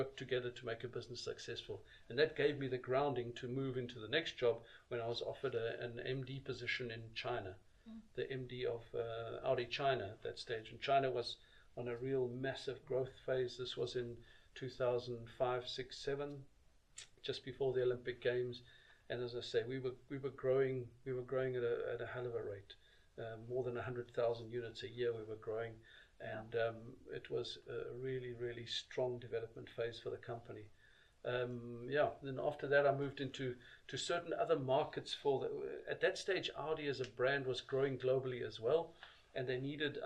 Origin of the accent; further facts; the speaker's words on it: South Africa; moved away as an adult; I grew up in South Africa